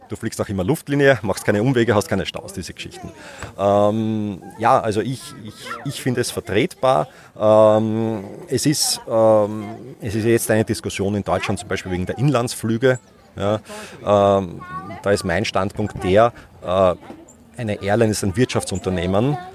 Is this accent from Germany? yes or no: no; Schwechat, Lower Austria, Austria; born there; In Schwächert.